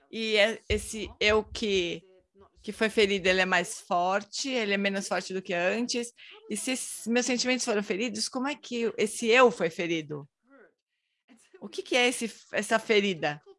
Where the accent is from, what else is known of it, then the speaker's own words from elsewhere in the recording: Brazil; Eu encontrei você três anos atrás em, em Dharamsala sou do Brasil.